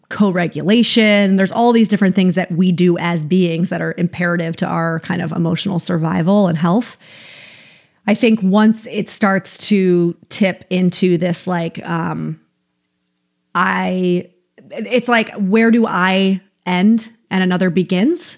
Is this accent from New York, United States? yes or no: yes; upstate New York, United States; now in California, United States; I'm from upstate New York, so I know the weather that you guys get. It's the same weather that we used to get, that I got growing up.